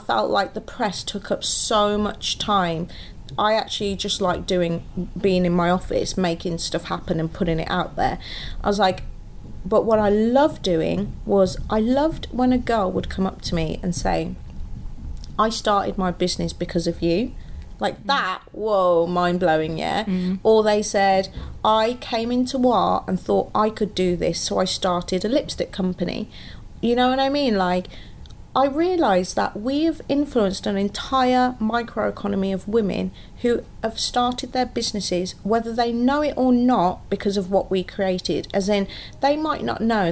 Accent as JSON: {"language": "English", "town": "Wolverhampton", "region": "West Midlands", "country": "United Kingdom", "tie": "born or raised there", "moved": "yes", "lives_now": "London, United Kingdom", "said": "I actually moved back to my hometown for 18 months"}